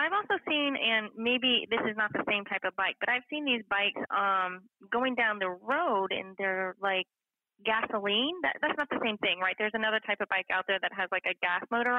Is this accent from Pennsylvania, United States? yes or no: no; Maine, United States; I grew up in Maine